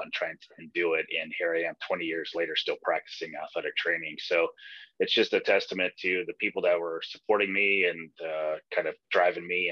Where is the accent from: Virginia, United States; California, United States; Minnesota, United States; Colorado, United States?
Colorado, United States; Aurora; also born or lived in Nebraska; I'm from Aurora, Colorado, and I work at the University of Colorado Hospital